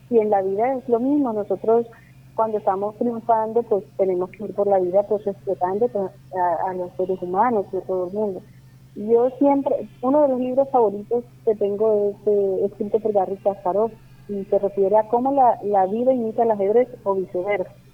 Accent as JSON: {"language": "Spanish", "town": "Barranquilla", "region": "Atlántico", "country": "Colombia", "tie": "born or raised there", "also_born_or_lived": "Sincelejo", "said": "a los 25 días volvimos a Barranquilla. Me siento cincelejana, me siento barranquillera"}